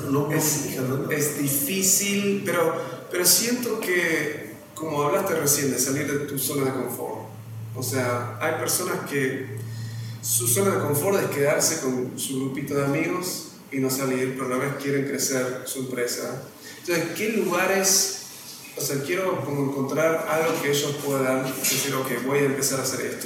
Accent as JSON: {"language": "Spanish", "country": "Argentina", "moved": "yes", "lives_now": "Mexico", "said": "soy argentino, ahora sí, soy bien argentino en comparado acá. Voy a Uruguay, no sé nada, vengo a México, estoy aprendiendo de cero."}